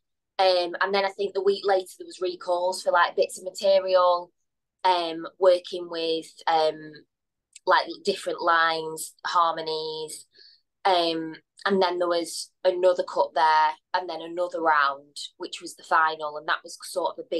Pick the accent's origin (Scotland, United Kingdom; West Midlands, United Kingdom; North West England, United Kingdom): North West England, United Kingdom; Blackpool; I grew up in Blackpool